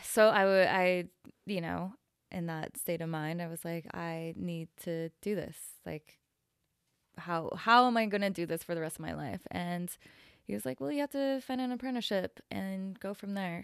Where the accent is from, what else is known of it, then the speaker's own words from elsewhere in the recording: Salt Lake City, Utah, United States; moved away as an adult; also born or lived in San Francisco; now in Dallas, United States; I grew up in Salt Lake City, Utah. Um, and I left when I was about twenty-two